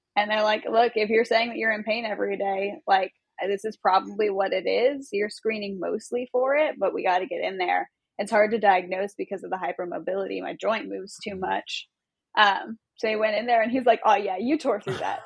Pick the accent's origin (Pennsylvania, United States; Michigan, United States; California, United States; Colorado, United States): California, United States; Long Beach; I'm from Long Beach. I'm SoCal born okay. and raised